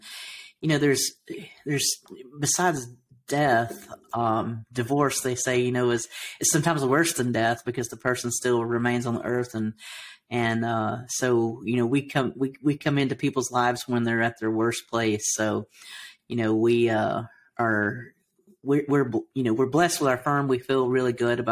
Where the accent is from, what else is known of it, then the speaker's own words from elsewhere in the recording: Alabama, United States; accent: Southern; I grew up in Alabama, so I have a bit of a Southern accent.